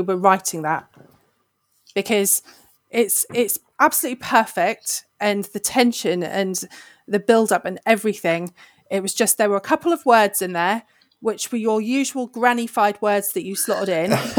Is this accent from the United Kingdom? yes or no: yes; United Kingdom; I am British